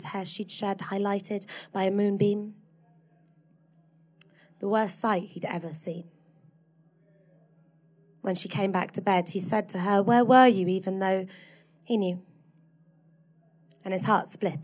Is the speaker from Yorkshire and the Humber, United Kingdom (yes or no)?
yes; Hull, Yorkshire and the Humber, United Kingdom; I grew up in Hull in the 90s.